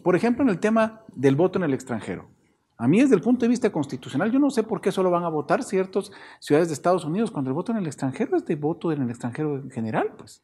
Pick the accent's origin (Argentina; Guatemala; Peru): Guatemala